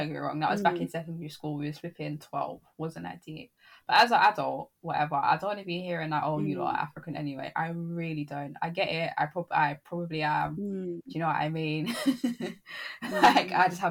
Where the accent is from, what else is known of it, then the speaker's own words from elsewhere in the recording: United Kingdom; my parents were obviously born here as well, and being born to British Caribbean parents